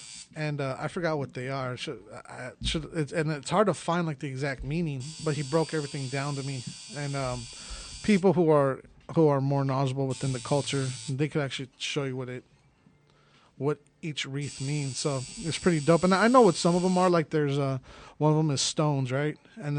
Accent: Philippines; this Filipino dude has some really good, and I'm Filipino.

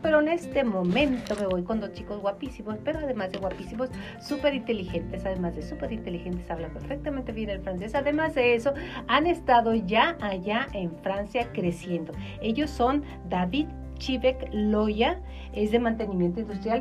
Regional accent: Mexico; los mexicanos somos como jarritos de Tlaquepaque

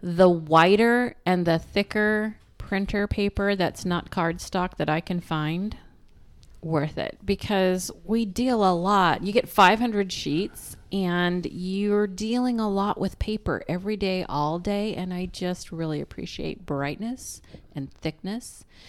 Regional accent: Pacific Northwest, United States; we're from the Pacific Northwest

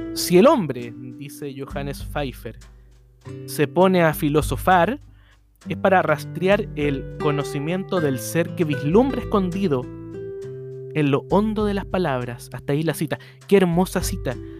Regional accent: Chile; en Chile, en mi país

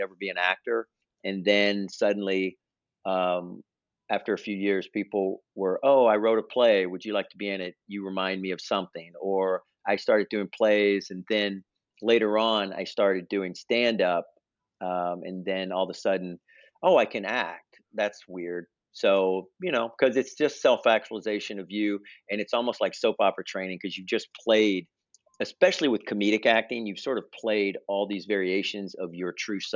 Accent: Memphis, Tennessee, United States; moved away as an adult; now in New York, United States; I was born in Memphis

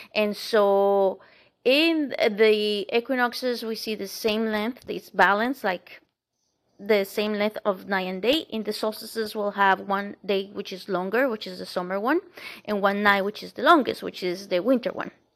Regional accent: Bogotá, Colombia; moved away; where I lived, uh, and was born, was in the capital city

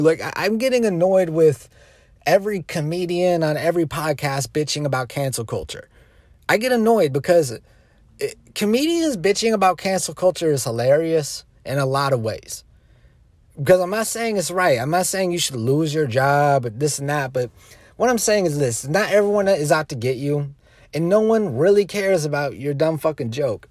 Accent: United States; we as the American people, we as a nation

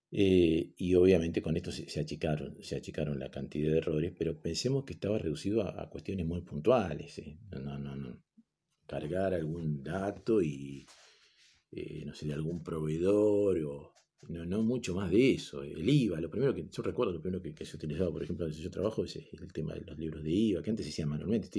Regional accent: Argentina; somos argentinos

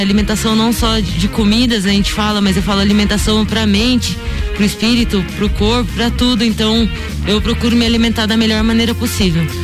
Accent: Piedade, São Paulo, Brazil; moved away as an adult; now in Lages, Brazil; Comecei minha trajetória com 9 anos de idade no futsal em Piedade, São Paulo, interior de São Paulo, uma cidadezinha bem pequenininha, é, quase ninguém conhece. Então é paulista. Sou paulista, sou interiorana, né?

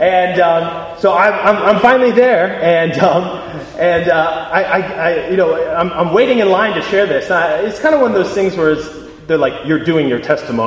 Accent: United States; accent: American; I am American by accent

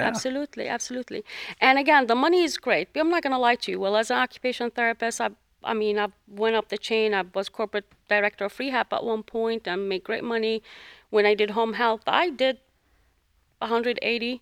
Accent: Jordan; moved away as an adult; now in United States; I'm originally from the Middle East, from Jordan

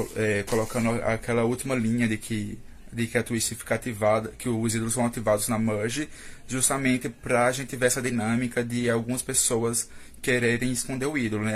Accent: Campina Grande, Paraíba, Brazil; sou de Campina Paraíba, que alguns devem conhecer como a terra da Juliette

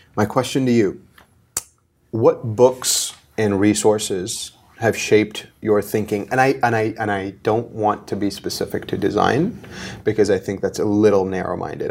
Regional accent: Mumbai, Maharashtra, India; born and raised in Bombay, in India

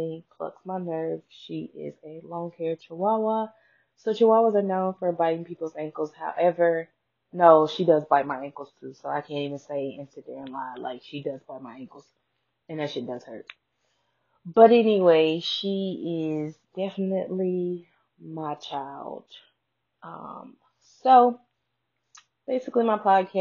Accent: Yanceyville, North Carolina, United States; also born or lived in Reidsville, North Carolina; I was born and raised in Reesville, North Carolina, according to my mailing address, but I'm definitely from Yanceyville, also known as Yanktown

